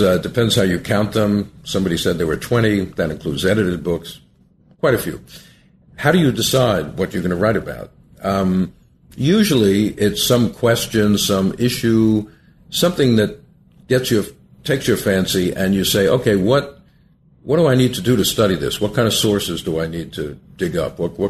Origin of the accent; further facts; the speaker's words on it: Long Island, New York, United States; Well, I grew up in Long Island, a suburb of New York City, and when I was a youth, my aim was really to become a scientist.